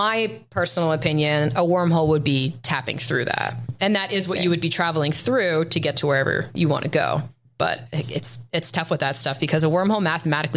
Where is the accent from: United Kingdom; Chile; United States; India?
United States; New England; I'm from New England.